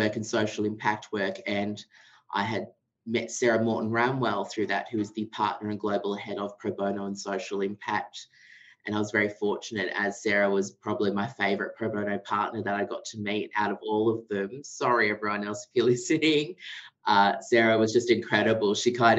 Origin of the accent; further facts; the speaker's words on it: Darkinjung country, New South Wales, Australia; I grew up on Darkinyong country